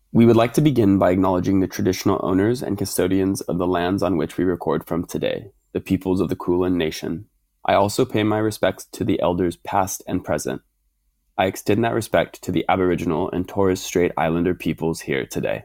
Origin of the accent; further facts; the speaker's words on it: United States; moved away as an adult; now in Australia; as an American